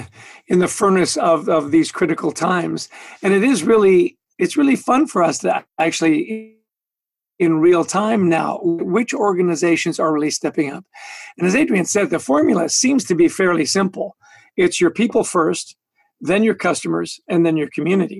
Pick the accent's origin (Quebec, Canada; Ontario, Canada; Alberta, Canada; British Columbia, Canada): Alberta, Canada; Edmonton; moved away as an adult; now in New Jersey, United States; I was born in Edmonton